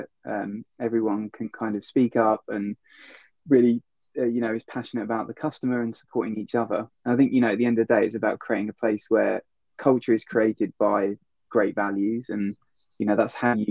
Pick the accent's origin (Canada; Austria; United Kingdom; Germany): United Kingdom; Worthing, South East England; moved away as an adult; also born or lived in London / New York; I grew up down near Brighton, a place called Worthing